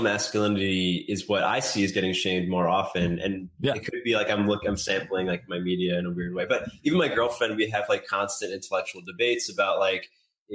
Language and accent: English; New York City, New York, United States; moved away as an adult; I grew up in South Brooklyn and then moved right after college